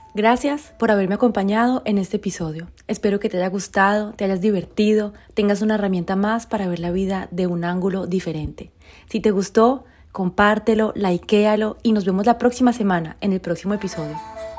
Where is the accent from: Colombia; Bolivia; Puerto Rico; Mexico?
Colombia; moved away; also born or lived in France; yo soy colombiana, viví en Francia durante 22 años